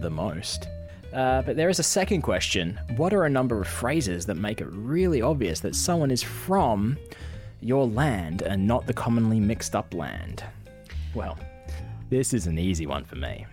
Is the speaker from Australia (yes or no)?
yes; Perth, Western Australia, Australia; I'm from Australia. I'm from Perth